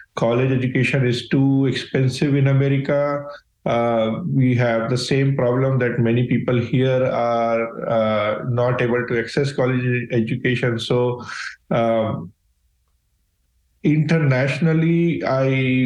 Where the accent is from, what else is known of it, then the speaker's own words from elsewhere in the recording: India; moved away as an adult; I grew up in India